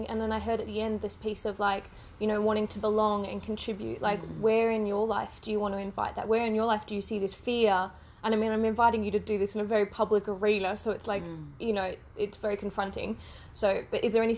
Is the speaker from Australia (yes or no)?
yes; Australia; I grew up in Australia